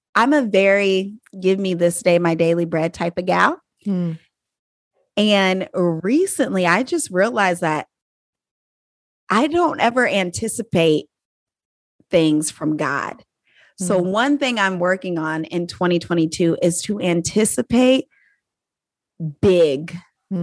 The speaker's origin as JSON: {"language": "English", "country": "United States", "said": "I'm an American"}